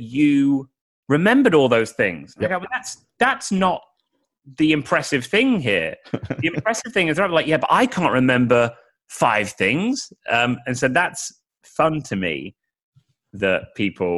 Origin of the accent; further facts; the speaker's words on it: United Kingdom; accent: British; my mellifluous British accent.